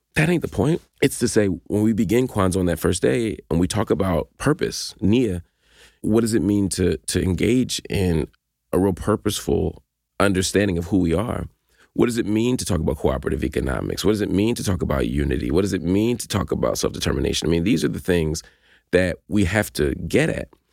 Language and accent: English; Philadelphia, Pennsylvania, United States; growing up in Philly